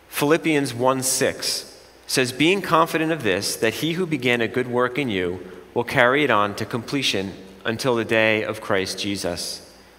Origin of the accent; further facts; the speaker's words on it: Jersey Shore, New Jersey, United States; I'm from the Jersey Shore